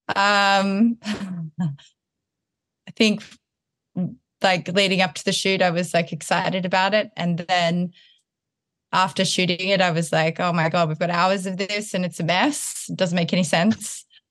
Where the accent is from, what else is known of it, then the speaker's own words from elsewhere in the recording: Townsville, Queensland, Australia; moved away; also born or lived in Sydney, Australia; I was born in Townsville and then I was going to school in Sydney and I noticed that my accent would change when I was up in Townsville.